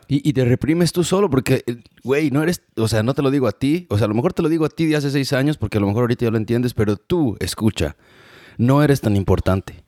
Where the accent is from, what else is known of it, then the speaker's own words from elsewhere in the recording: Mexico; moved away as an adult; now in United States; la gente de mi pueblo, mi querido Meca